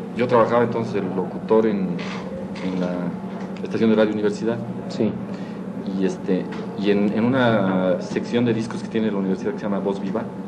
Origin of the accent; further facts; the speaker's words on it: Mexico City, Mexico; De aquí, de la ciudad